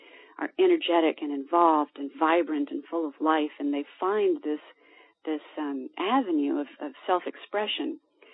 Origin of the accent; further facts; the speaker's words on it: Virginia, United States; I was born in Virginia in horse country